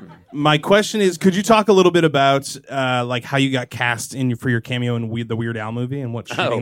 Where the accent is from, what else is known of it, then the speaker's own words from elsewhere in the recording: Worcester, Massachusetts, United States; I'm also from Worcester.